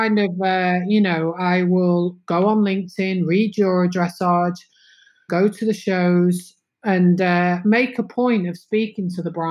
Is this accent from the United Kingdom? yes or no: yes; England, United Kingdom; moved away as an adult; also born or lived in London / Windsor; now in Netherlands; I'm very English.